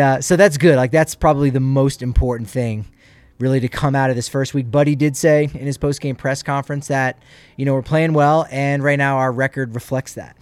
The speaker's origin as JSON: {"language": "English", "town": "Toms River", "region": "New Jersey", "country": "United States", "tie": "born or raised there", "said": "my hometown, my home area of Tom's River, New Jersey."}